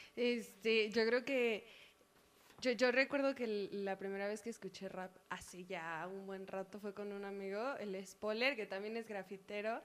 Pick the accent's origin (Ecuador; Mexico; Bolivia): Mexico; San Antonio la Isla, State of Mexico; San Antonio, la isla, Estado de México